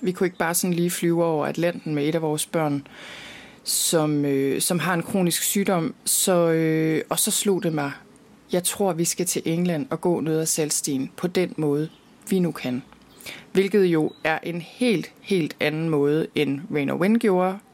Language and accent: Danish; Denmark; derhjemme i Danmark